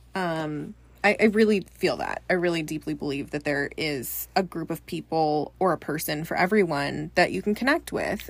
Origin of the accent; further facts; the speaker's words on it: Bay Area, Northern California, United States; I am from Northern California, the Bay Area, born and raised there.